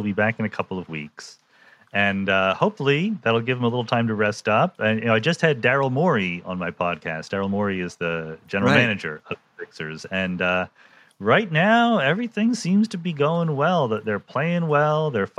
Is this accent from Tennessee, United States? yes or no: no; Yardley, Pennsylvania, United States; I grew up in Bucks County, which is just north of Philadelphia.